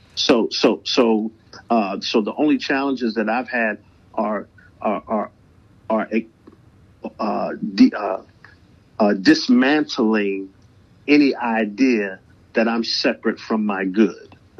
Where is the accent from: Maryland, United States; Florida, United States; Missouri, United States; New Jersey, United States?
Maryland, United States; Baltimore; also born or lived in Atlanta; music has been a huge part of my life uh, growing up in Baltimore